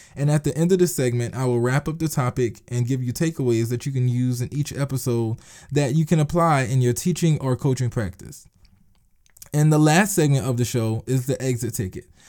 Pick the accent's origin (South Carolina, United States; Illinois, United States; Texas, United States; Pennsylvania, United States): South Carolina, United States; Eutawville; I am from Utahville, South Carolina. Yes, I'm a, I am a country boy. It's a very small town